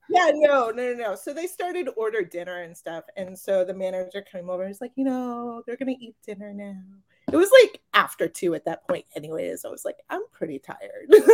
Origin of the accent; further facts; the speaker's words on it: Marion, Massachusetts, United States; I grew up in Marion.